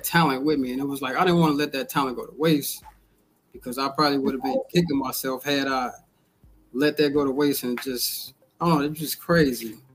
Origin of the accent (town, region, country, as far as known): Chicago, Illinois, United States